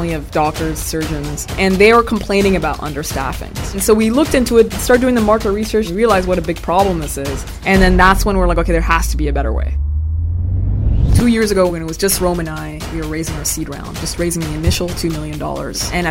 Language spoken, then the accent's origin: English; Sudan; moved away; I'm originally from Sudan. My parents are Sudanese